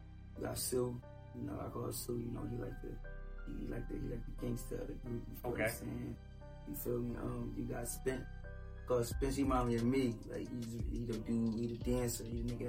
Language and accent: English; Philadelphia, Pennsylvania, United States; also born or lived in Baltimore, Maryland; now in New Jersey, United States; I'm from Baltimore, raised in Philly, and I live in Jersey.